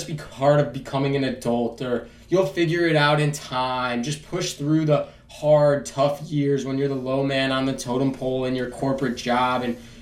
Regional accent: Chicago, Illinois, United States; moved away as an adult; also born or lived in New York City; now in Washington, D.C., United States; I am originally from Chicago, Illinois

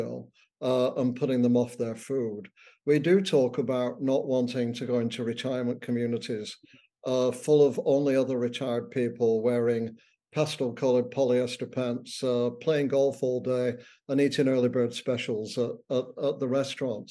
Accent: United Kingdom; moved away as an adult; also born or lived in Boston; now in Ottawa, Canada; I'm British

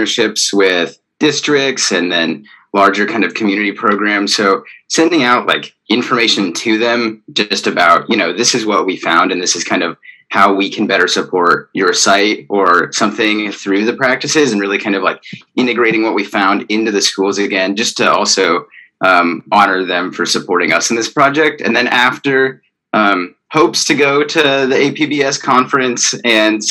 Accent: Arizona, United States; moved away; I'm from Arizona

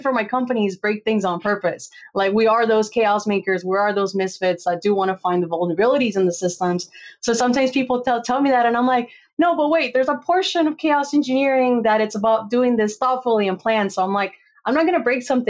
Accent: Costa Rica; moved away; also born or lived in California; I grew up in Costa Rica.

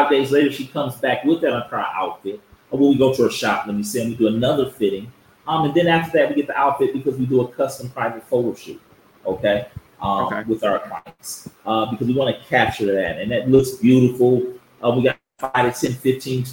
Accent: United States; moved away as an adult; now in Accra, Ghana; I'm Ghanaian America, but I grew up in the States

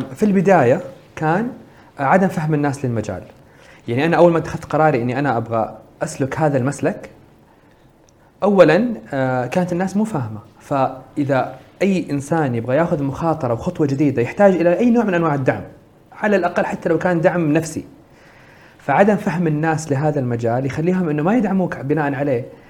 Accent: Saudi Arabia; عندنا في السعوديه

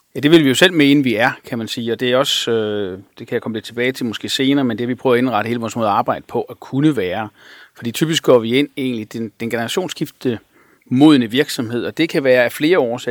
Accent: Sønderborg, Southern Denmark, Denmark; moved away; also born or lived in Aarhus; jeg voksede op i Sønderborg

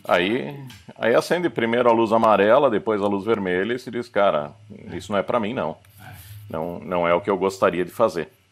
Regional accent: Curitiba, Paraná, Brazil; now in Germany; meus, meu pai nascido em Curitiba, minha mãe veio do Paraguai para o Brasil. É, mas sou, sou um daqueles curitibanos orgulhosos da cidade, assim, bem bairrista. Fala vina, fala leite quente

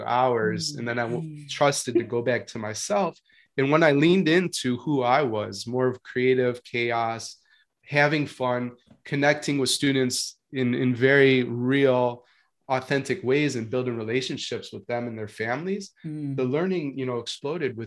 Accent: Chicago, Illinois, United States; moved away as an adult; also born or lived in Marietta, Georgia; I'm moving from Chicago, a Midwestern boy, right? And an urban boy to Marietta, Georgia

